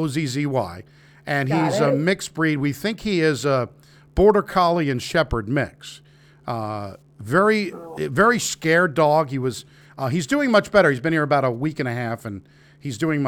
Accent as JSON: {"language": "English", "region": "New York", "country": "United States", "moved": "as an adult", "said": "I'm from New York originally. I've been living here for 20 years."}